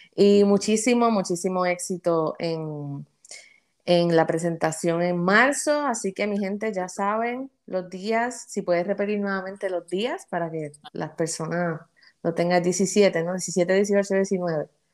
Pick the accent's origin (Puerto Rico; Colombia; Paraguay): Puerto Rico; nuestro lenguaje boricua cotidiano